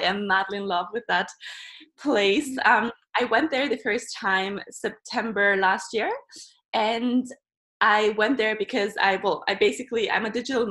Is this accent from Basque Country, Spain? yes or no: no; Barcelona, Catalonia, Spain; moved away; also born or lived in Germany; I was born in Germany, but then at the age of 3, I moved to Barcelona with my mom and grew up there